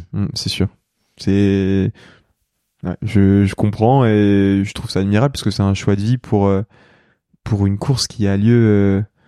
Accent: Lyon, Auvergne-Rhône-Alpes, France; moved away as an adult; also born or lived in Saint-Étienne / Paris; now in Combloux, France; moi je suis lyonnais de naissance, enfin j'ai grandi entre Lyon et Saint-Étienne globalement parce que toute ma famille est de saint mais je suis né à Lyon

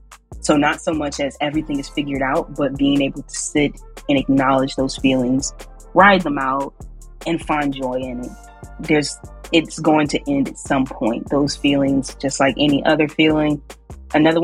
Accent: Richmond, Virginia, United States; moved away as an adult; also born or lived in New Orleans, Louisiana; I'm from Richmond, Virginia, and I'm back here in Richmond

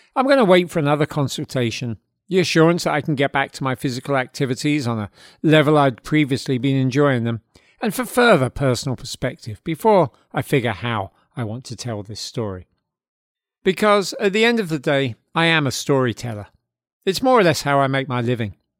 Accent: London, United Kingdom; now in Hudson Valley, United States; those formative years growing up in South London in the seventies

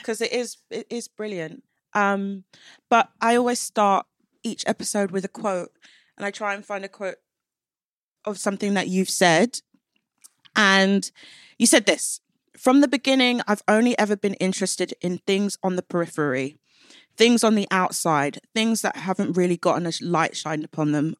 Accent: London, United Kingdom; I grew up in East London

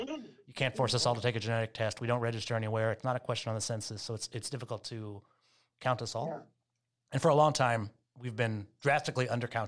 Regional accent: Maine, United States; I grew up in Maine that had no Jewish community, I often meet people of color who actually had more of a Jewish upbringing than I did.

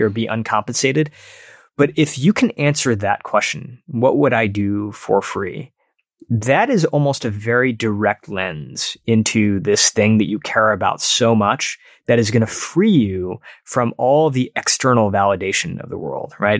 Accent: Detroit, Michigan, United States; where I grew up in Detroit

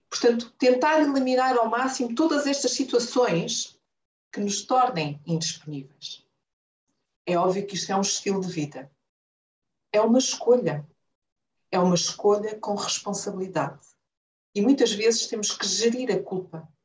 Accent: Angola; also born or lived in Portugal; Nasci em Portugal, mas fui criada em Angola. Sou a mais velha de cinco irmãos.

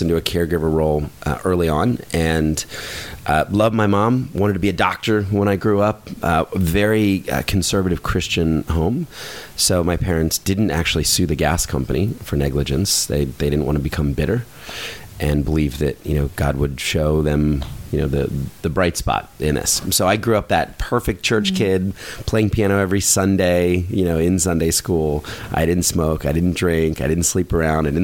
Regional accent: Philadelphia, Pennsylvania, United States; I was born in Philadelphia, which is a couple hours outside of New York City.

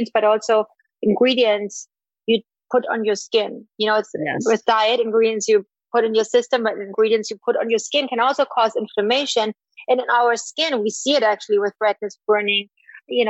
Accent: East Germany, Germany; moved away; I grew up in East Germany

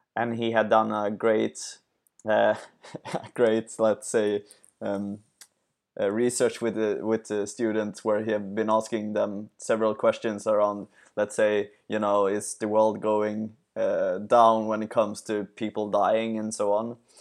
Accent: Sweden; I'm from Sweden

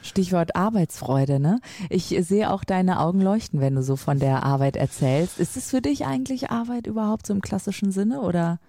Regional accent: Lübeck, Schleswig-Holstein, Germany; bei uns in Lübeck

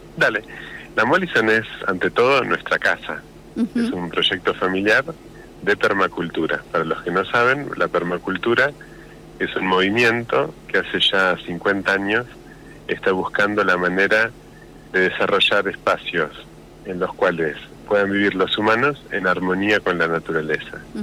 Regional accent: Bahía Blanca, Buenos Aires Province, Argentina; moved away as an adult; now in La Pampa, Argentina; yo soy de Bahía Blanca y mujer de Rosario

